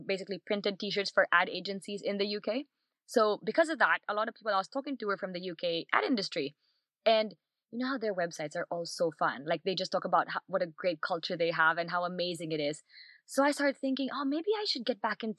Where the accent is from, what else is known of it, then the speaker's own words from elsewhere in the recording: Philippines; moved away as an adult; also born or lived in Barcelona; now in London, United Kingdom; born and raised in the Philippines, spent most of my life there